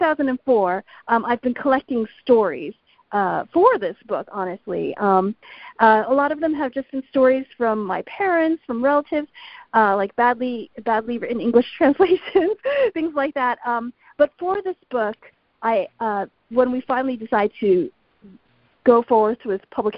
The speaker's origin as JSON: {"language": "English", "country": "United States", "tie": "born or raised there", "said": "I was born here in the United States."}